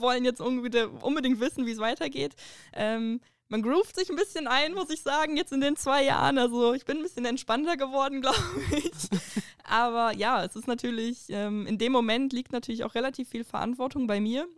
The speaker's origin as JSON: {"language": "German", "town": "Duisburg", "region": "North Rhine-Westphalia", "country": "Germany", "tie": "born or raised there", "moved": "yes", "said": "ich komme ja halt hier nicht aus der Gegend, äh, wie du ja anfangs gesagt hast. Ich bin in Duisburg geboren."}